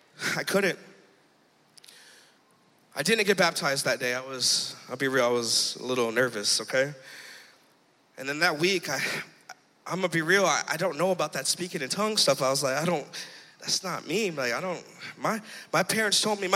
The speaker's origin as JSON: {"language": "English", "town": "Lehigh Acres", "region": "Florida", "country": "United States", "tie": "born or raised there", "moved": "yes", "said": "I grew up in Lehigh"}